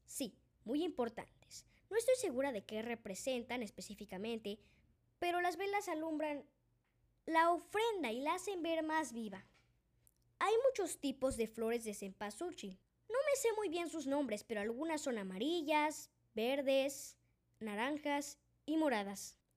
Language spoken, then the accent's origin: Spanish; Mexico; Yo vengo de México y lo conozco muy bien